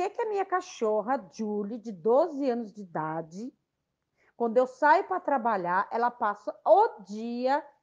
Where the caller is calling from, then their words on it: São Paulo, Brazil; sou de São Paulo, capital.